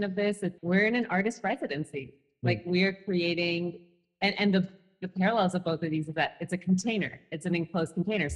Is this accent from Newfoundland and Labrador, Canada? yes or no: no; Toronto, Ontario, Canada; growing up in Toronto